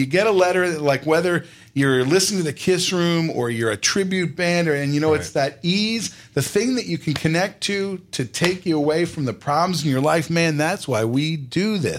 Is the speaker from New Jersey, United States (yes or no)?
yes; New Jersey, United States; I'm from New Jersey, but had temporarily taken residence in Florida to help take care of my mom